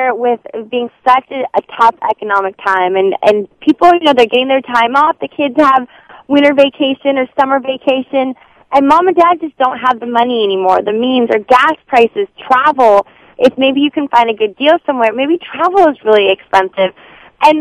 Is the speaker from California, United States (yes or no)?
yes; Northern California, United States; me growing up in Northern California, now as much as I love living in a postcard down here